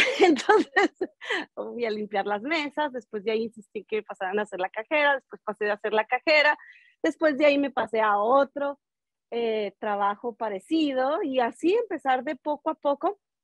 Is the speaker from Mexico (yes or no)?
yes; Ciudad Juárez, Chihuahua, Mexico; now in Denver, United States; soy de Ciudad Juárez, Chihuahua